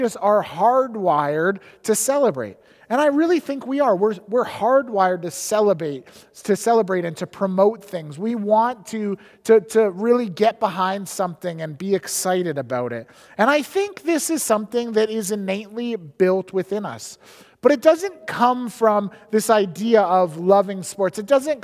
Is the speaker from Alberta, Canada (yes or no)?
yes; Edmonton, Alberta, Canada; moved away as an adult; also born or lived in Squamish, British Columbia; now in British Columbia, Canada; I grew up in Edmonton in the early 90s